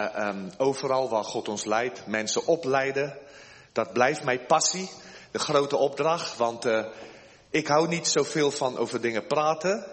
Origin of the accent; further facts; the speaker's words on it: South Africa; moved away as an adult; now in Netherlands; ik ben geboren in Zuid-Afrika van Nederlandse ouders. Ik ben nu inmiddels al sinds 1988 ben ik met de koffer in mijn hand naar Nederland gekomen